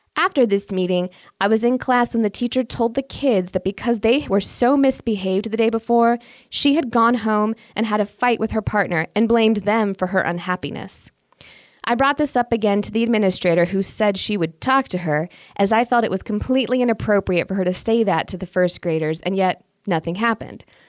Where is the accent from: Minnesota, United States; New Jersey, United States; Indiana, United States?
Indiana, United States; now in Michigan, United States; since I was raised in Indiana and now live in Michigan, I am thoroughly Midwestern